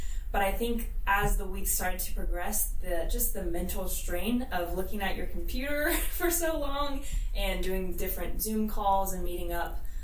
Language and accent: English; Canton, Ohio, United States; I was born here in Canton, Ohio